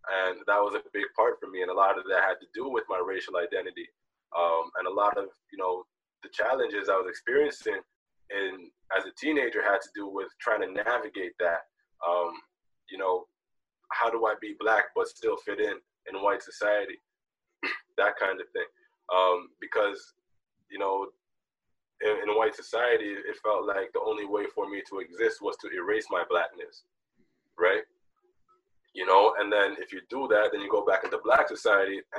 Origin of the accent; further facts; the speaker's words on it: Toronto, Ontario, Canada; also born or lived in Jamaica; I was born in Jamaica, but I came to Toronto when I was 2 years old.